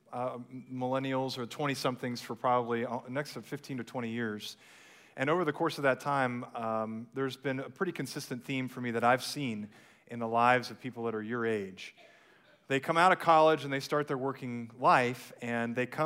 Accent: Plano, Texas, United States; also born or lived in Fort Worth, Texas / Aledo, Texas; I grew up in Plano on the north side of Dallas

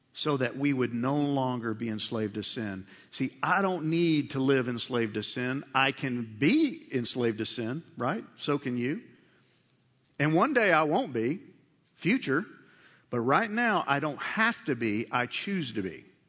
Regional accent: United States; We're American-born men

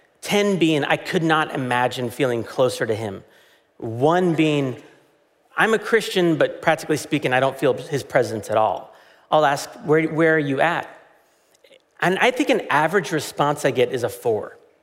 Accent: United States; as an American

